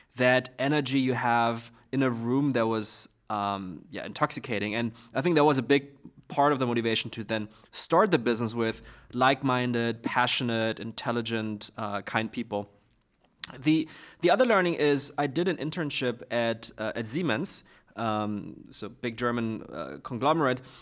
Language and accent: English; Beijing, China; moved away; also born or lived in Zurich; I'm from Beijing